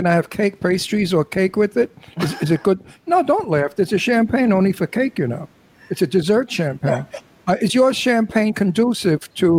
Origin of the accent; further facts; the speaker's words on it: New York City, New York, United States; accent: Brooklyn; I was born and raised in the Red Hook Projects in Brooklyn.